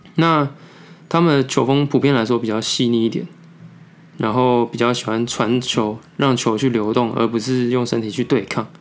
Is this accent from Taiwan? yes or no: yes; Taiwan; 我们台湾人的作息